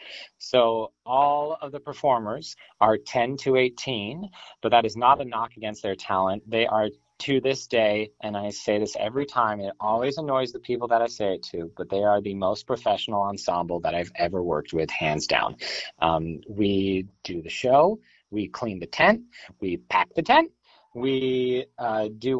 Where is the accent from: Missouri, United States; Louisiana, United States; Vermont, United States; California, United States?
Vermont, United States; Can't say I was born here, but I was definitely raised here.